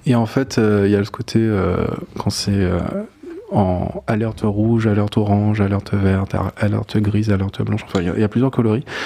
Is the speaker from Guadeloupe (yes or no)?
yes; Guadeloupe; moved away; also born or lived in Paris; je suis né à Paris, euh, mes parents ont vécu pendant 4 ans en France et je suis né sur la troisième année, et en gros on est retourné en Guadeloupe passer euh, passé mes